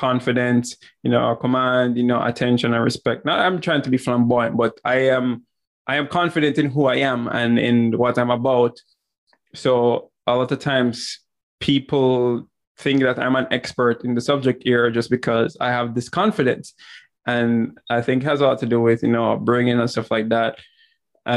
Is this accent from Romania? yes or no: no; Jamaica; growing up in Jamaica